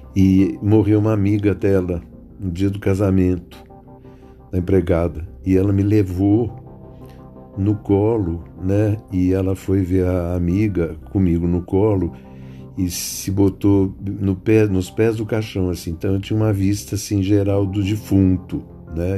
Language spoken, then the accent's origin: Portuguese; São Paulo, Brazil; also born or lived in Rio Claro / Campinas; eu nasci em Rio Claro, em 1948 tal, a gente tinha muito dinheiro, depois perdeu, fomos para Campinas, ficamos uns anos em Campinas, aí viemos para São Paulo tentar a vida